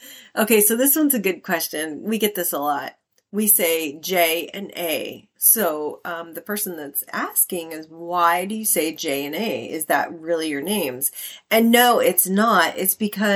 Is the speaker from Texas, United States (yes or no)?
yes; Texas, United States; We're from Texas